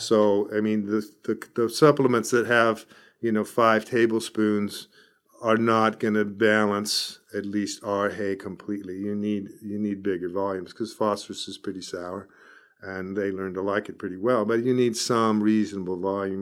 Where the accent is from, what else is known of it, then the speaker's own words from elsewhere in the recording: Escondido, California, United States; moved away as an adult; also born or lived in Arizona / Davis, California; now in Bakersfield, United States; I grew up in Escondido, northern San Diego County, and went to Arizona when I was eighteen